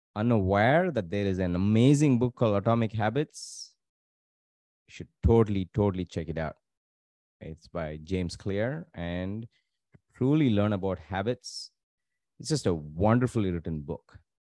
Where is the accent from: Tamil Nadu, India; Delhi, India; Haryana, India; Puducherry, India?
Tamil Nadu, India; growing up in Tamil Nadu